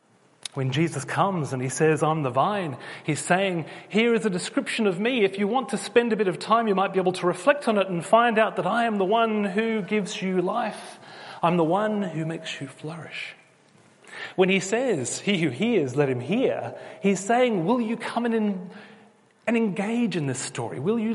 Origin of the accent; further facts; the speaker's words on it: Australia; I was born in Australia, but I do have a British passport. I am one of you. And as a child, because I had English parents, I actually always sounded like a Pommy.